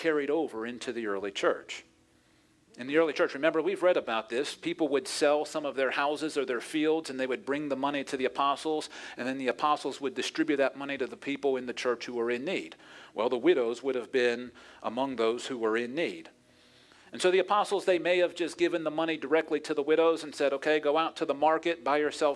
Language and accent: English; Pittsburgh, Pennsylvania, United States; my hometown of Pittsburgh